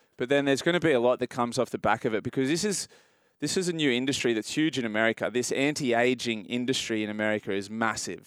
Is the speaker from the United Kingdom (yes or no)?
no; Australia; as an Australian